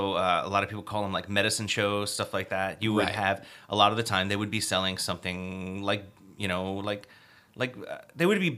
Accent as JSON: {"language": "English", "town": "Annapolis", "region": "Maryland", "country": "United States", "lives_now": "Salem, United States", "said": "But I'm originally from the Annapolis area, and I get excited when you discuss places I know like Dawson's Liquors."}